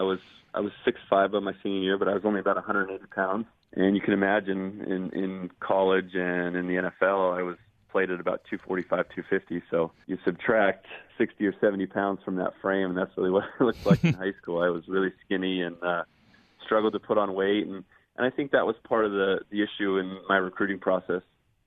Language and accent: English; Moorpark, California, United States; I grew up in Moorpark, California, just a small town north of Los Angeles, probably 40 minutes out of the city. 25 minutes on the beach or so.